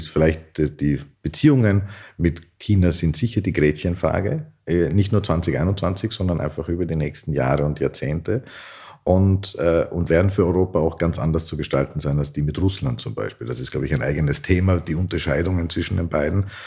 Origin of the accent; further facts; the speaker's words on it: Austria; wo wir gerade als Österreicher massives Interesse haben, mit ihnen zusammenzuarbeiten